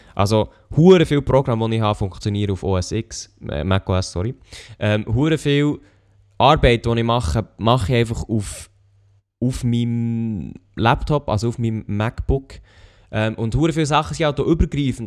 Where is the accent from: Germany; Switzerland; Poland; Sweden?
Switzerland; wir sind ja Schweizer